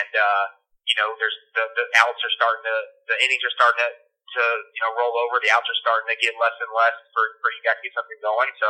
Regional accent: Tampa, Florida, United States; I grew up a Yankee fan. I'm from Tampa, Florida

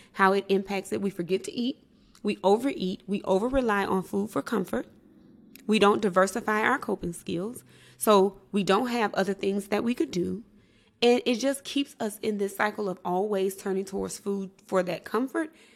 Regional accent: Mississippi, United States; was raised in Mississippi

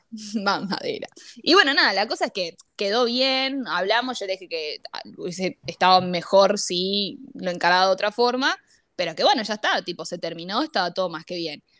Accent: Lanús, Buenos Aires Province, Argentina; el tema de ser de zona sur fue lo que nos unió

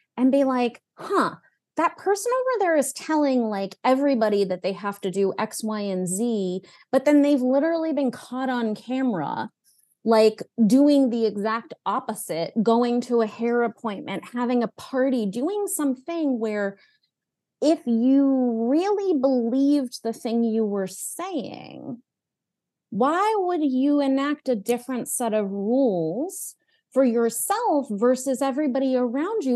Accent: New England, United States; I grew up, I was born in New England

